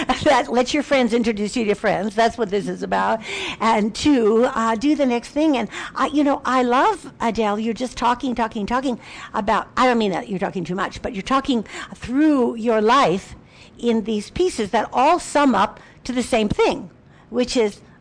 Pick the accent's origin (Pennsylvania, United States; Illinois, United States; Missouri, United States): Illinois, United States; Chicago; Chicago's my hometown.